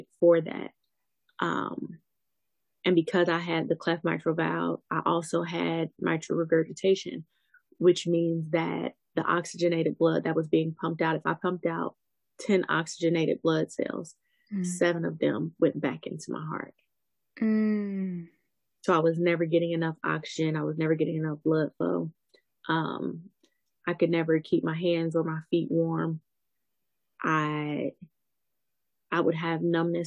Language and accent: English; Ohio, United States; I'm from Ohio